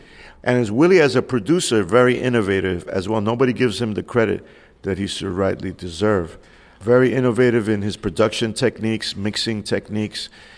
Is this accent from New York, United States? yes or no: yes; New York City, New York, United States; as a New Yorker, my Spanish was not the best.